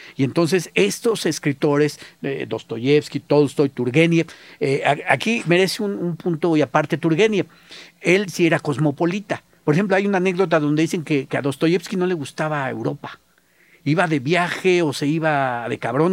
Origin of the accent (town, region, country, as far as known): Mexico